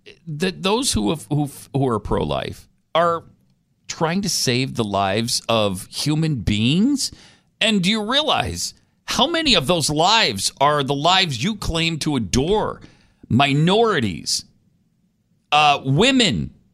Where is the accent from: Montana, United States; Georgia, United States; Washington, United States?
Montana, United States; moved away; I grew up in Montana